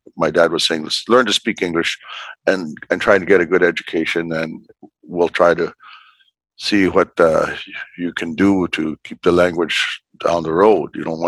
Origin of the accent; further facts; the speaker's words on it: Fort Providence, Northwest Territories, Canada; I was born in Fort Providence. It's the first community on the Mackenzie River. We call the Mackenzie River Decho, which means big river in the Indigenous language of the area. I was born in a small log cabin